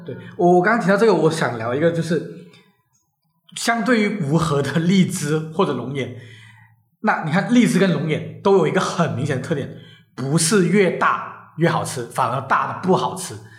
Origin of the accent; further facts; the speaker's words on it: Guangdong, China; 我作为一个广东人